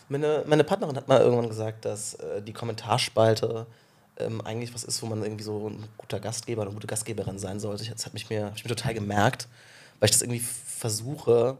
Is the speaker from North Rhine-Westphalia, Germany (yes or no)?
no; Rhineland-Palatinate, Germany; ich bin aus, auf einem kleinen Kaff in Rheinland-Pfalz groß geworden